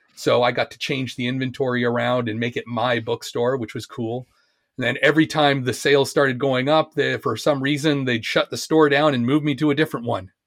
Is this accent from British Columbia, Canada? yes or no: no; Oshawa, Ontario, Canada; moved away as an adult; also born or lived in Japan / England; I was born in Oshawa, Oshawa, Ontario